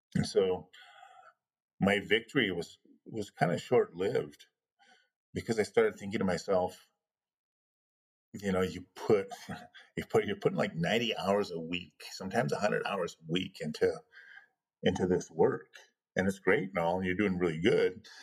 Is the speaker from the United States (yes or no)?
yes; Pine Ridge, South Dakota, United States; smuggling me back to Pine Ridge so I could be born on the reservation